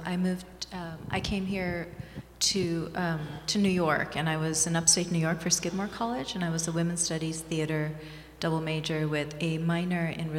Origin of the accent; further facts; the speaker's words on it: Thailand; also born or lived in Bangladesh / Hawaii, United States; I was born in Bangladesh and raised in Thailand and Hawaii. I was in Hawaii for 4 years. My father was in graduate school there. And I was raised in Thailand from the time I was six.